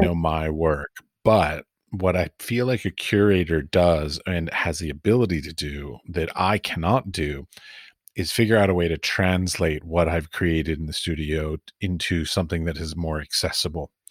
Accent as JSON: {"language": "English", "country": "United States", "moved": "yes", "said": "I come from America"}